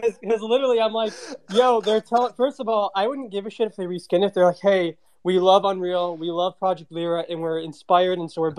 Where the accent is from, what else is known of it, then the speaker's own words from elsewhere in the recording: the South, United States; Yeah, I don't know. I'm from the South.